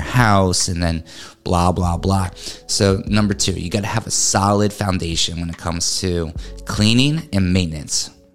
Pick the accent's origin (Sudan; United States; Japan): United States; New England; now in Florida, United States; I'm from New England. I'm used to you know hills and learning how to drive up a hill